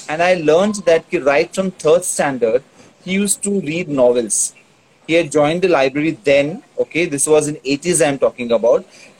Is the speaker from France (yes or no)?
no; Karnataka, India; first language Tulu; English is a second language; See, Tulu is my mother tongue. So I speak fluent Tulu.